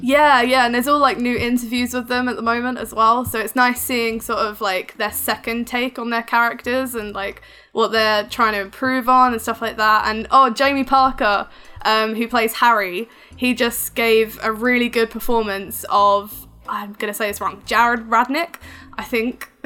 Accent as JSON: {"language": "English", "country": "United Kingdom", "accent": "English", "said": "I'm from the UK"}